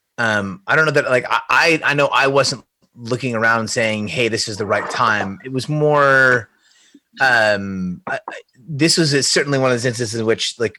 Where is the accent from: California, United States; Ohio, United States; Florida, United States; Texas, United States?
California, United States; Oakland; Born and raised San Francisco Bay Area. I was born in Oakland